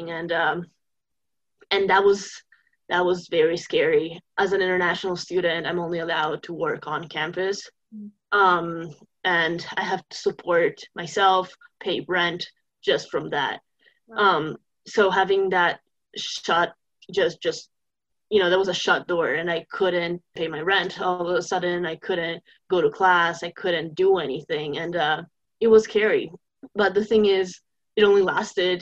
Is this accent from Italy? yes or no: yes; Turin, Piedmont, Italy; English is a second language; moved away as an adult; now in United States; I'm from Turin. It's okay. In the northwest.